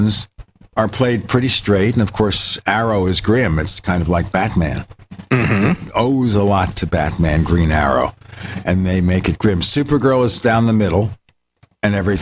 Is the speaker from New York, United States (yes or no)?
yes; New York City, New York, United States; I'm from Brooklyn, so I can get away with doing a bad Brooklyn imitation because I'm from Brooklyn.